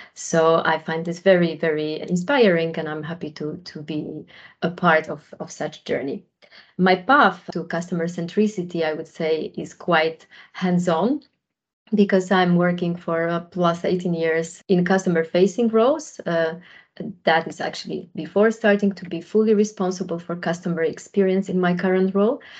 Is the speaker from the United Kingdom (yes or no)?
no; Poland; moved away as an adult; also born or lived in Germany / Netherlands; I, on my own, am originally from Poland. Majority of my working life I spent in Germany and the Netherlands.